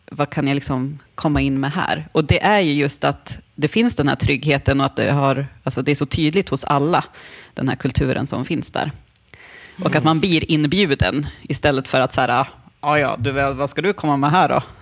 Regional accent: Tänndalen, Jämtland, Sweden; Jag är ju uppvuxen i Tändalen delvis

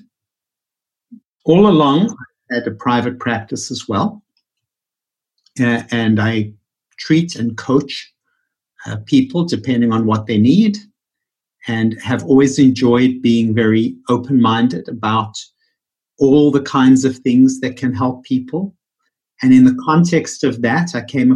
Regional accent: Johannesburg, Gauteng, South Africa; moved away as an adult; also born or lived in New York City; now in Bethesda, United States; born and raised in Johannesburg, South Africa, which is where my funny accent comes from.

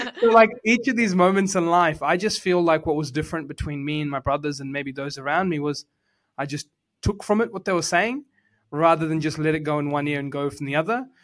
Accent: New Zealand; I was born in Housing Commission in New Zealand

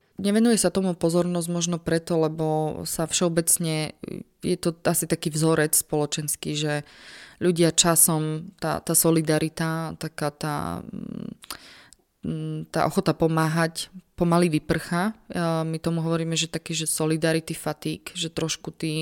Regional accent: Slovakia; som sa na východnom Slovensku ako pracovnička UNHCR ocitla sama ako Slovenka

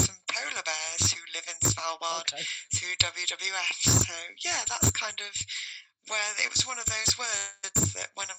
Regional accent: Bristol, South West England, United Kingdom; now in London, United Kingdom; we're originally from Bristol

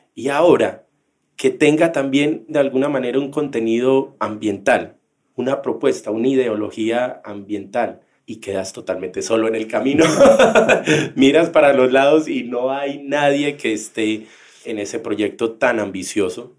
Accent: Colombia; como colombianos

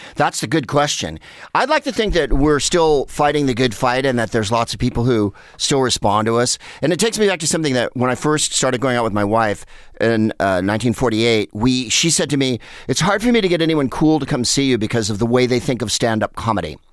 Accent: San Carlos, California, United States; moved away as an adult; also born or lived in Los Angeles; booze and pot were everything in where I grew up in San Carlos

